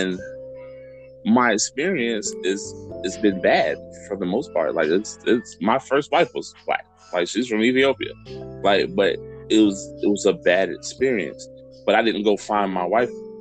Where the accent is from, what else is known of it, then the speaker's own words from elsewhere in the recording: Tampa, Florida, United States; I grew up in West Tampa